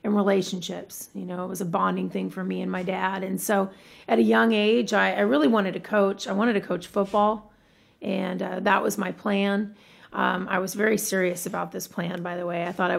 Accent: Tacoma, Washington, United States; also born or lived in San Diego; when we moved from San Diego to Tacoma, my dad wanted to do something fun for our family, something to connect us to a community that we didn't know very well.

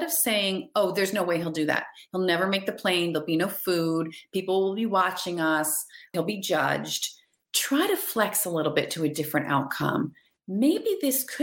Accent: New Hampshire, United States; we're from New Hampshire

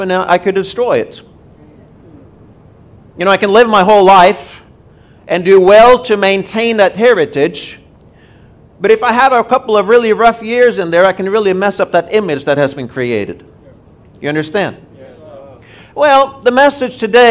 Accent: Norway; also born or lived in Tulsa, Oklahoma, United States; now in Nairobi, Kenya; We are both originally from Norway. We've spent about 20 years in Tulsa under Rhema

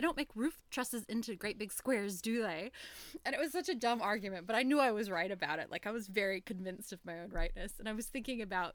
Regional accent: United States; I'm from the States

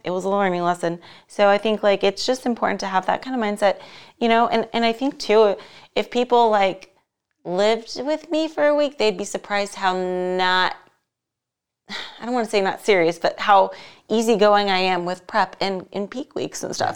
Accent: Las Vegas, Nevada, United States; here in my hometown, Las Vegas

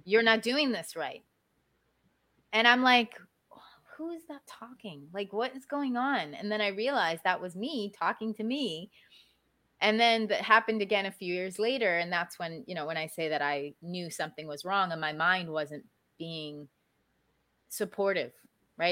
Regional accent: Maryland, United States; now in South Florida, United States; I grew up in Maryland, which is where I was born and raised

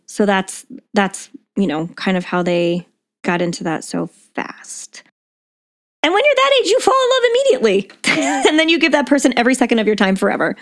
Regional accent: United States; we're from America.

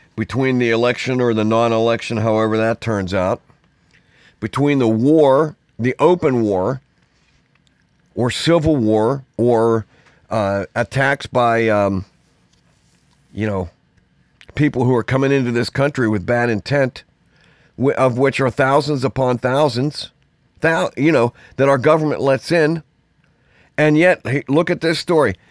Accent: Pittsburgh, Pennsylvania, United States; I grew up in Pittsburgh, in the city.

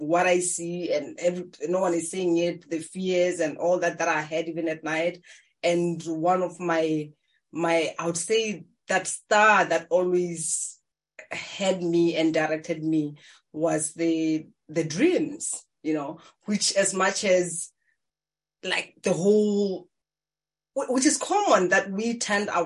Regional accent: Maun, North-West District, Botswana; I was born in Africa in Maung. It's one of the tourist attraction places. But as a young girl, I just grew up in a farm

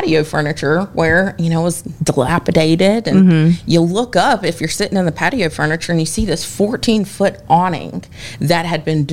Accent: Nashville, Tennessee, United States; I am originally from Nashville, Brentwood area

